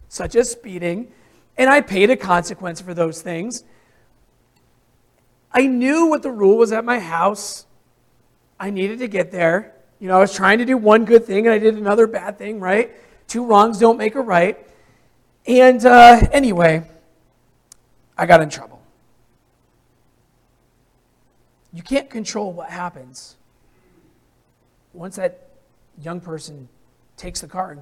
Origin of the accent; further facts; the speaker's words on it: Hartwellville, Vermont, United States; I grew up in Hartwellville, Vermont